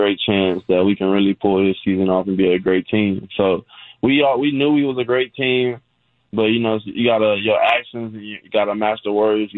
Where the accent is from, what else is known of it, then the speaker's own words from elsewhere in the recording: Fort Worth, Texas, United States; also born or lived in San Antonio, Texas; representing for the 210 in my hometown, Fort Worth